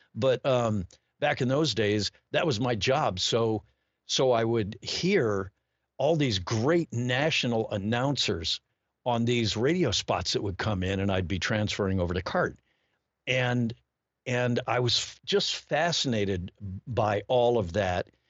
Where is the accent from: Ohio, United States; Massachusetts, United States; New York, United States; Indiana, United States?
Ohio, United States; Cleveland; moved away as an adult; I grew up there in Cleveland